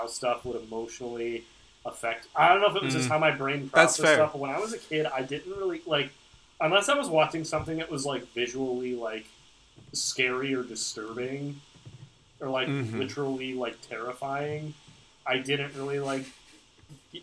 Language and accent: English; United States; As an American living in... Hell year 2020.